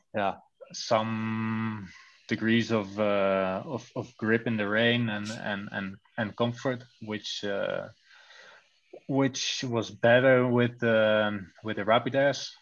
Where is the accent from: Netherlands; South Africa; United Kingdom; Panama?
Netherlands; English is a second language; moved away as an adult; now in Belgium; I come from the Netherlands, but live already a few years in Belgium now